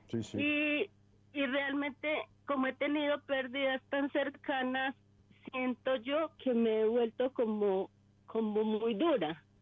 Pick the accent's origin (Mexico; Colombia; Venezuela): Colombia; Sogamoso, Boyacá; Eh, de Boyacá, Sogamoso, Boyacá.